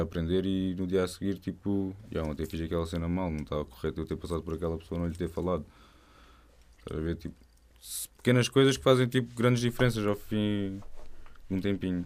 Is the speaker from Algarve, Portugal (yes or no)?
yes; Algarve, Portugal; Eu sou do Algarve.